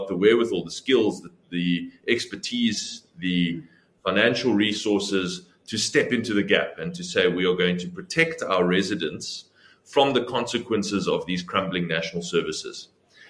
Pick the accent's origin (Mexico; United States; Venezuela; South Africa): South Africa; Cape Town, Western Cape; also born or lived in Plettenberg Bay, Southern Cape; I'm originally from Plett in the Southern Cape. Moved to Cape Town as a young boy and have lived here ever since.